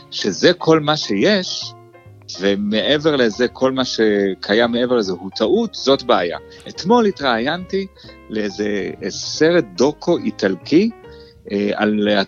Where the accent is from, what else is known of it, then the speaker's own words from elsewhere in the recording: Jerusalem, Jerusalem District, Israel; כשאני גדלתי בירושלים, אה, החלוקה הייתה פחות או יותר אתה יכול להיות או ארס או פריק.